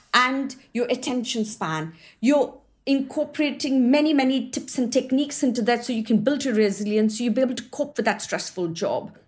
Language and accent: English; India; also born or lived in New Zealand; now in Surrey, United Kingdom; I was born and brought up in India